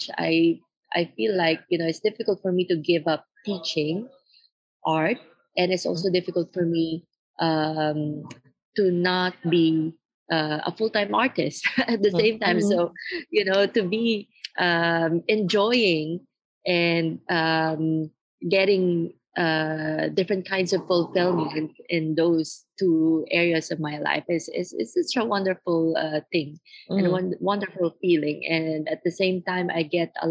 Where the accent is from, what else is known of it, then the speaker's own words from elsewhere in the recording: Philippines; now in Beijing, China; I grew up in the Philippines and I've seen poverty around me